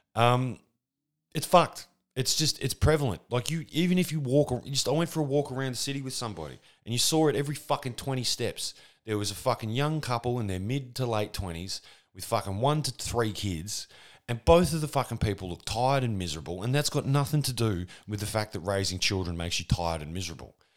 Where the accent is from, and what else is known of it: Australia